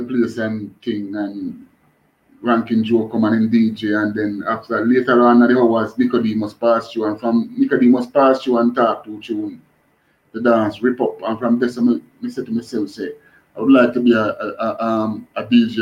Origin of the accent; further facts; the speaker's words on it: Kingston, Jamaica; I grew up in a place named Waterhouse, you know. Born and grew in a Waterhouse